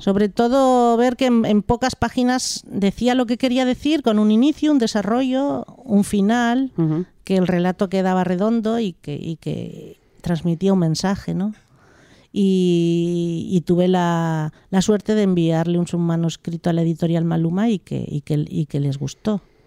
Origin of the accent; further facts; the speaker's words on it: Sant Feliu de Llobregat, Catalonia, Spain; also born or lived in Malpartida de Cáceres, Extremadura; cuando tenía dos años ya mis padres emigraron desde Extremadura a Cataluña, como tantas familias del sur de España. Sí. Y, y emigraron a San, Felipe de Llobregat y sigo estando allí en el Valle Llobregat viviendo